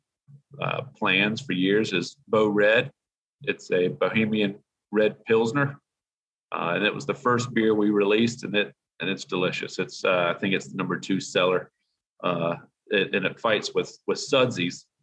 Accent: Charlotte, North Carolina, United States; moved away as an adult; also born or lived in Jackson Hole, Wyoming; now in West Virginia, United States; Charlotte, North Carolina is where I was born.

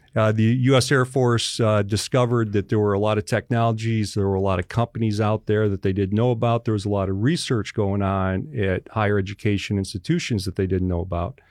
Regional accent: Western New York, United States; moved away; also born or lived in West Virginia; from Western New York, my town in New York where I grew up in is in Appalachia

